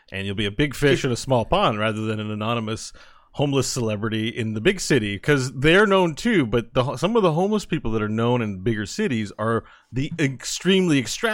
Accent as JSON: {"language": "English", "town": "Elmer", "region": "New Jersey", "country": "United States", "tie": "born or raised there", "said": "There was a homeless guy where we grew up in Elmer, and his name was Red."}